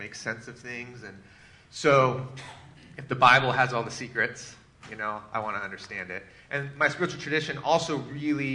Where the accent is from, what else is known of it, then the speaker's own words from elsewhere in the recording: Seattle, Washington, United States; I grew up in the Pacific Northwest, in Seattle area, and grew up in the church.